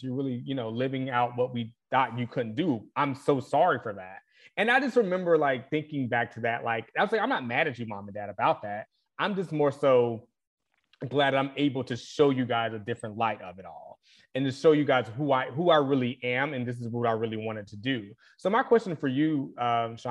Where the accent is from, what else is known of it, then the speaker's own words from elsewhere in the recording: the South, United States; I grew up in the South